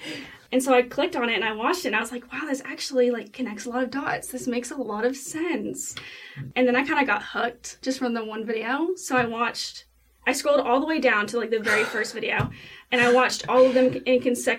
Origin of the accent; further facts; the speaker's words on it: Knoxville, Tennessee, United States; I grew up in the Bible Belt, so I grew up in Knoxville, Tennessee. It's a very strong Baptist household.